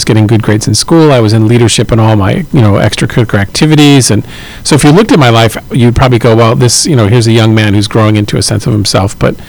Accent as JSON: {"language": "English", "town": "Long Island", "region": "New York", "country": "United States", "tie": "born or raised there", "said": "I grew up in Long Island. I've worked really hard to get rid of my accent, although it comes out sometimes when I'm tired."}